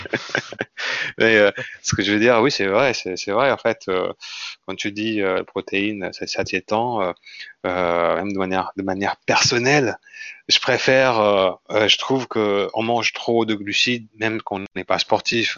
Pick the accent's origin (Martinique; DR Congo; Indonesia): Indonesia; French is a second language; moved away as an adult; also born or lived in Lille, France; now in France; je suis euh, indonésien d'origine. Ouais. Donc, je suis né en Indonésie. Et à l'âge de 20 ans, je suis venu en France